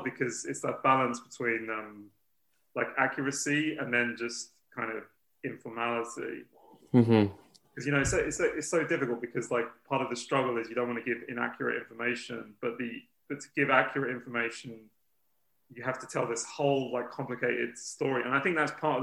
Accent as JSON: {"language": "English", "region": "London", "country": "United Kingdom", "tie": "born or raised there", "said": "I was born in London"}